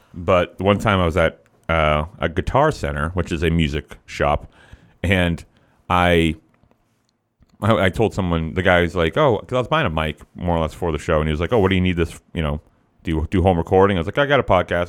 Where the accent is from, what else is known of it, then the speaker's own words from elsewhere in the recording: Massachusetts, United States; we're both from Massachusetts